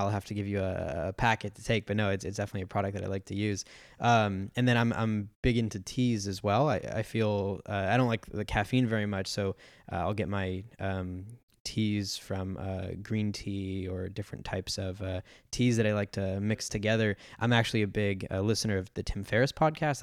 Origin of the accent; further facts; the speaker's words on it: San Diego, California, United States; I grew up in San Diego